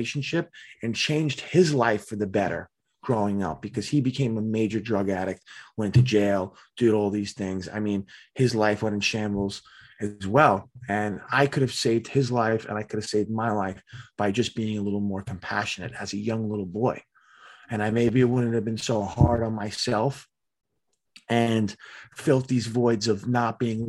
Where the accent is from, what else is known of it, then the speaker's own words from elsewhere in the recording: Staten Island, New York, United States; I'm from Staten Island, New York.